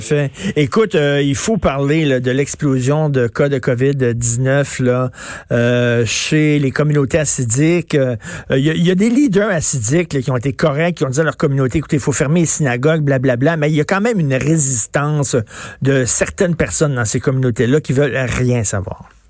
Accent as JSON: {"language": "French", "region": "Quebec", "country": "Canada", "said": "on est tous des Québécois."}